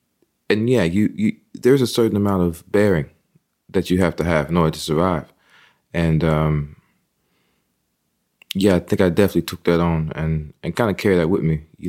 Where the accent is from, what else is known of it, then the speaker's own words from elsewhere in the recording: Texas, United States; also born or lived in California; that also came from being, you know, raised in the Methodist and the Baptist church and also just being a Texan. You know, though we were based in California for a while, both my parents are of Texas birth, you know.